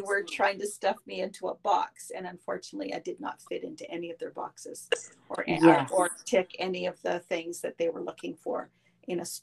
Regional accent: Quebec, Canada; I was brought up in Quebec

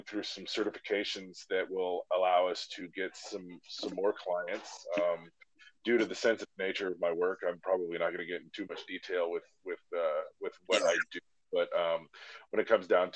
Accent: Alaska, United States; moved away as an adult; growing up in Alaska

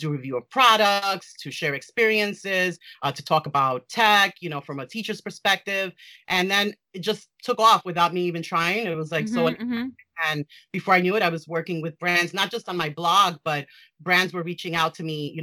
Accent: New York City, New York, United States; I was raised in New York City, live in New York City

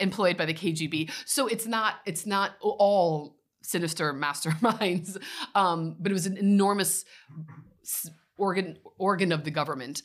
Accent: Midwest, United States; moved away as an adult; now in Belgium; I'm from the Midwest, was raised in a American, uh, white American evangelical family.

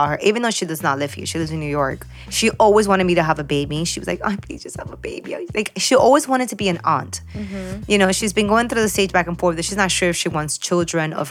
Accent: Peru; now in Miami, United States; I was born in Peru.

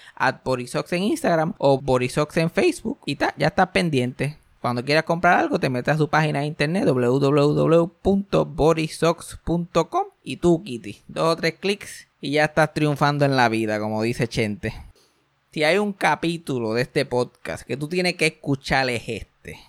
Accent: Mayagüez, Puerto Rico; yo me crié en el campo, yo me crié en María, por allá, Mayagüez

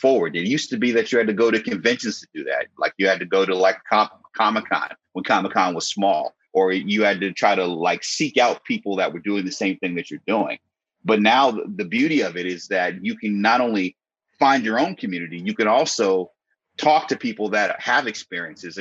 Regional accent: Connecticut, United States; also born or lived in New York City; I grew up in Connecticut, but at the same time with my family in New York City

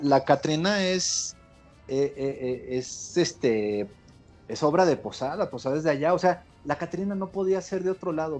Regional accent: Mexico; toda la gente que estamos en, en México ahorita y que somos mexicanos

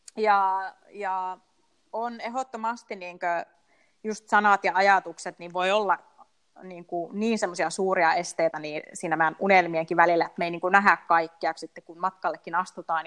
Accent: Rovaniemi, Lapland, Finland; moved away as an adult; palasin Suomeen ja palasin nimenomaan Rovaniemelle

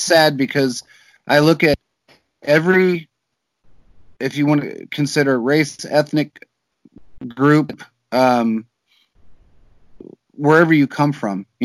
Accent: United States; I was born in America

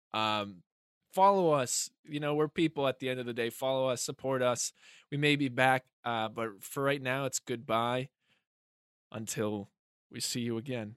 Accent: Hampstead, New Hampshire, United States; moved away; Hampstead. I was performing in my hometown

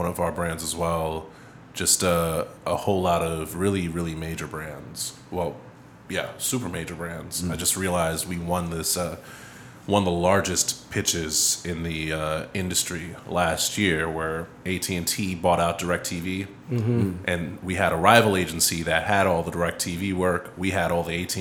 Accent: New York City, New York, United States; I come from Far Rock

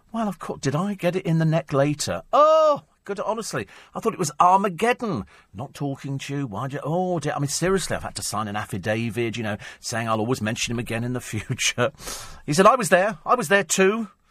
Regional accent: United Kingdom; also born or lived in Yorkshire; being British, I kind of hanker back

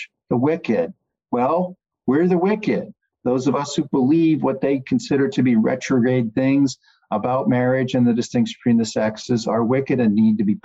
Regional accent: Virginia, United States; Commonwealth of Virginia, in my home state

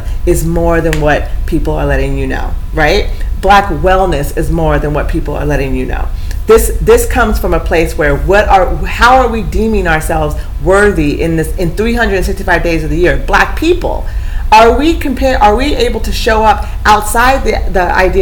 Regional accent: Eugene, Oregon, United States; I grew up in Eugene

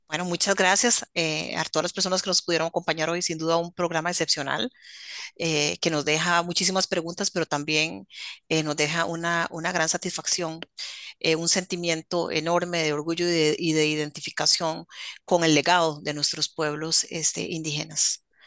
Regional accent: Costa Rica; como costarricenses

